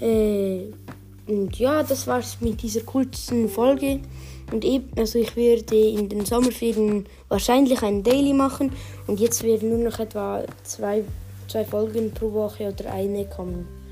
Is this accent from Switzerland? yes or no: yes; Switzerland; bei uns in der Schweiz